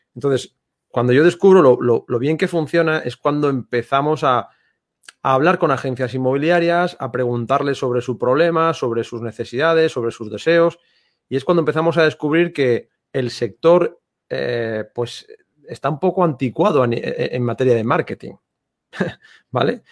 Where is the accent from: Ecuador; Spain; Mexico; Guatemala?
Spain; Santander, Cantabria; moved away as an adult; now in Marbella, Spain; Yo soy de Santander, del norte de España